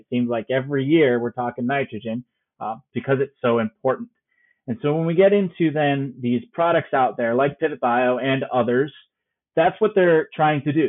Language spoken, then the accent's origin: English; Byron, Illinois, United States; also born or lived in Champaign-Urbana, Illinois; I am an Illinois native, so I grew up in Byron, Illinois, up there in north in Ogle County.